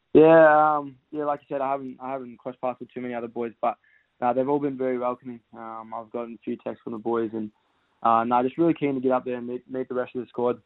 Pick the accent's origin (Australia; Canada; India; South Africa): Australia; Western Australia; now in Victoria, Australia; I'm originally from Western Australia, so um, I got I got a bit of family here as well. So I've lived here for yeah eight or eight or so years